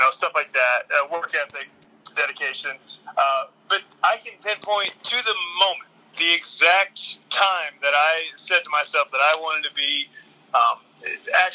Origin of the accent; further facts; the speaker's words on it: Indianapolis, Indiana, United States; I was born in Southern Indiana, and then I was raised in Indianapolis, Indiana